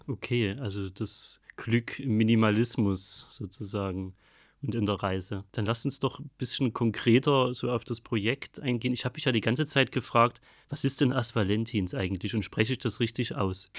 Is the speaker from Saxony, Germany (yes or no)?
yes; Ellefeld, Saxony, Germany; moved away; also born or lived in Rodewisch; ich komme aus Ellefeld, bin in Rodewisch geboren